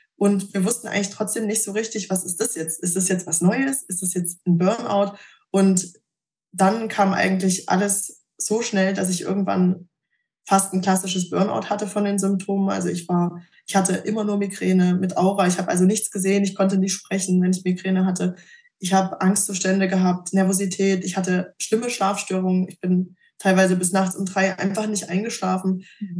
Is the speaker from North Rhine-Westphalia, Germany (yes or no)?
no; Thuringia, Germany; bin zurück in meinen Heimatort nach Thüringen gezogen